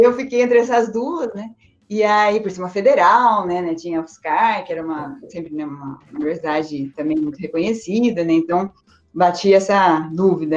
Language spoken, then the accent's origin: Portuguese; Campinas, São Paulo, Brazil; also born or lived in Spain; eu nasci aqui, eu sou aqui de Campinas mesmo, nasci aqui em Campinas